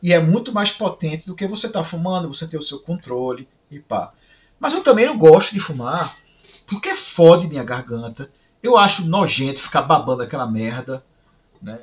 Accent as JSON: {"language": "Portuguese", "country": "Brazil", "moved": "as an adult", "lives_now": "Canada"}